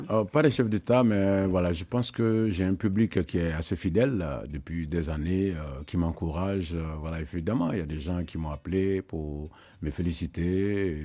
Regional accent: Côte d’Ivoire; dans ma ville natale en Côte d'Ivoire

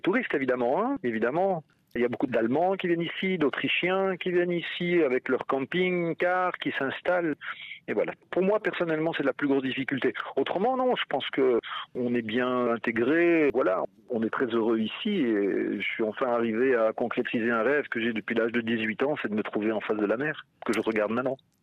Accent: Belgium; moved away as an adult; now in Croatia; je suis belge, mais que mes parents sont partis à la Côte d'Azur quand j'étais très jeune

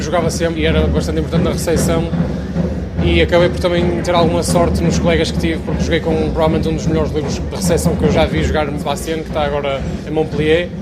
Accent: Matosinhos, Norte, Portugal; moved away as an adult; also born or lived in Tourcoing; now in Saint-Nazaire, France; Matozinhos, que é de onde eu venho

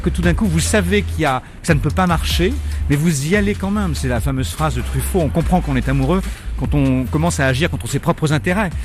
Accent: France; nous sommes français

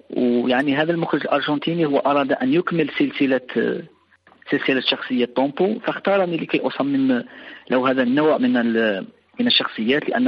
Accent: Ain Tedeles, Mostaganem Province, Algeria; الكثير راح من ابناء يعني من ابناء مدينتي وفي الوسط العائلي في هنا في مدينه عين تدلس

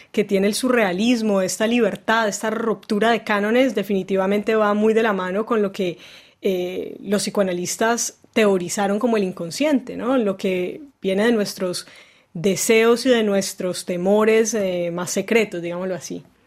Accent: Cali, Valle del Cauca, Colombia; also born or lived in Bogotá; nosotros nacimos en Bogotá, pero nos criamos en Cali, en la ciudad de Cali, en Colombia

